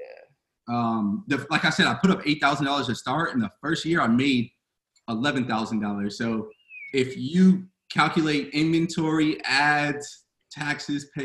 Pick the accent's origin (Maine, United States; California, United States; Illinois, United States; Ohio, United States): California, United States; Fontana; I'm from Fontana, California